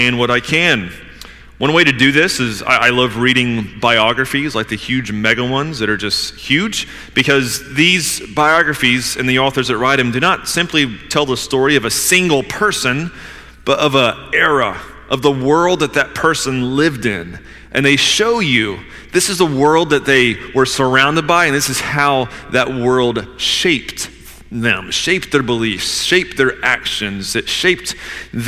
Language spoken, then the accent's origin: English; Georgia, United States; I grew up in Georgia, playing in creeks and climbing trees and shooting cows